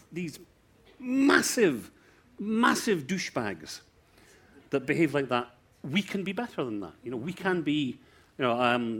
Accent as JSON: {"language": "English", "country": "South Africa", "said": "Actually, I'm South African."}